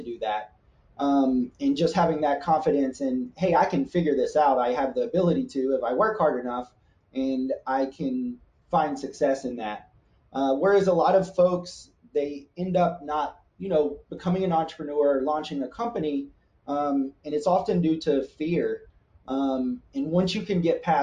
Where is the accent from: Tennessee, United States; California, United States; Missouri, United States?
Tennessee, United States; Nashville; moved away as an adult; also born or lived in Columbus; I grew up in the South, so I grew up in Nashville, Tennessee